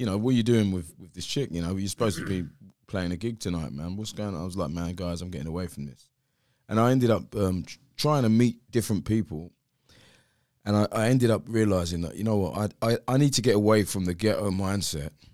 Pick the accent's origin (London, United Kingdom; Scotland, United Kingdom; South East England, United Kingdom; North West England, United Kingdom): London, United Kingdom; I'm from South East London, place called Greenwich.